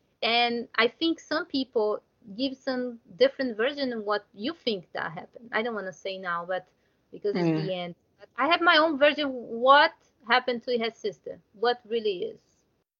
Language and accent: English; Brazil; English is a second language; I'm from Brazil